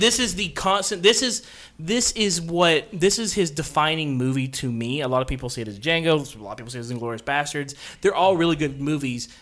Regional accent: Central Alabama, United States; we're from Central Alabama

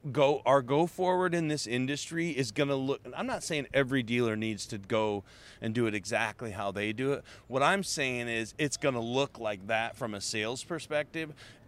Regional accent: Colorado, United States; So I'm from Colorado, so I'm close to the guys at A to Z Sync

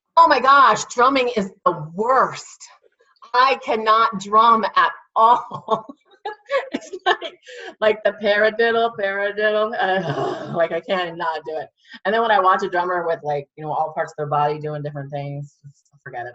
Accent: Williamsport, Pennsylvania, United States; I grew up in Williamsport.

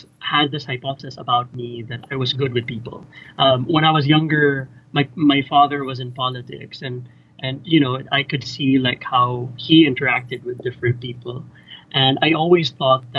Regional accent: Cebu, Central Visayas, Philippines; moved away as an adult; also born or lived in Manila, Philippines / Edinburgh, United Kingdom; I grew up in the Philippines in a small town called Cebu

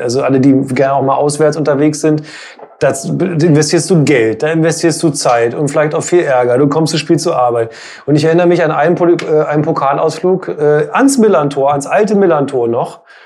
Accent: Hildesheim, Lower Saxony, Germany; ich komme aus Hildesheim

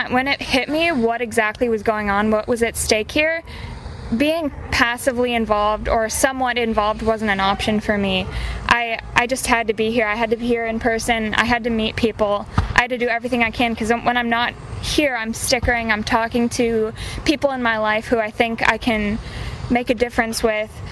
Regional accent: Midwest, United States; Um, I'm from the Midwest.

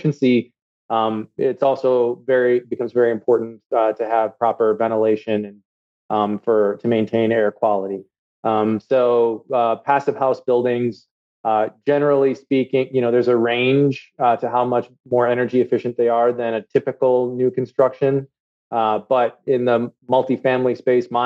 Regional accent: Minnesota, United States; moved away as an adult; also born or lived in Chicago / Washington, D.C. / London; I'm from Minnesota. And when I moved back with my family to the Twin Cities

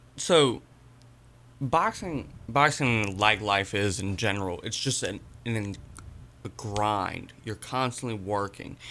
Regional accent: Danville, Virginia, United States; moved away as an adult; now in Lynchburg, United States; I'm originally from Danville, but I moved up to Lynchburg around twenty fourteen, twenty fifteen

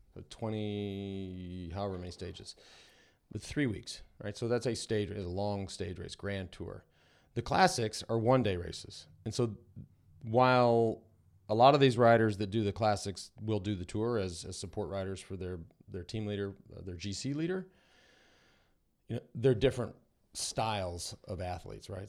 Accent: United States; it was easy to be there as an American

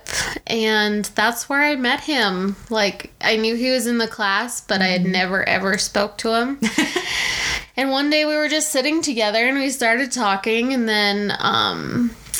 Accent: Canada; moved away as an adult; now in United States; being Canadian and living down in the States

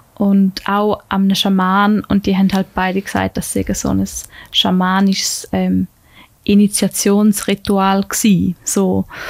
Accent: Tägerwilen, Thurgau, Switzerland; also born or lived in Lucerne; bin ich sehr schnell wieder in Tegerwil gelandet, wo ich aufgewachsen bin

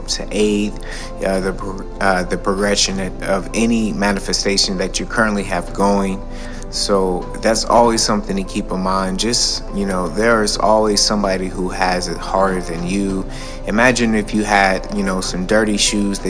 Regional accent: Detroit, Michigan, United States; also born or lived in Atlanta / California / Arizona; now in New York, United States; being born and raised in Detroit

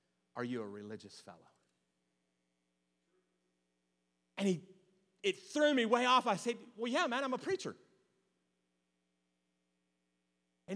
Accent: Beckley, West Virginia, United States; growing up in the Beckley Church of God

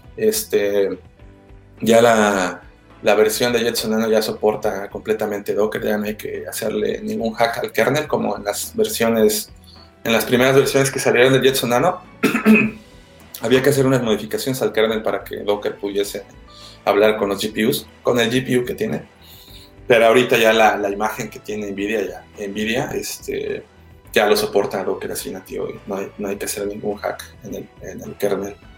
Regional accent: Xalapa, Veracruz, Mexico; moved away; also born or lived in Puebla; yo soy de, de Jalapa

